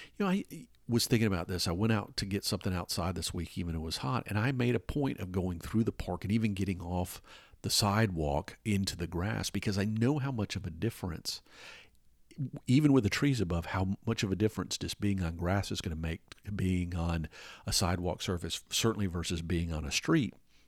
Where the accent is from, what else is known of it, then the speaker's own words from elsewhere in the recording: Atlanta, Georgia, United States; In the city I grew up in Atlanta, there's a lot of raised overpasses and stuff like that.